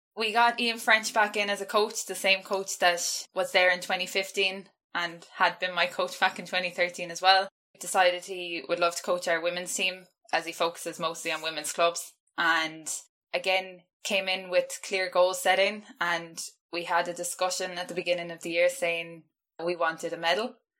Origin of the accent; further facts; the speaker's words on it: west of Ireland, Ireland; I've been living at home, so I'm not from Dublin. So I've been living quite isolated in the west of Ireland.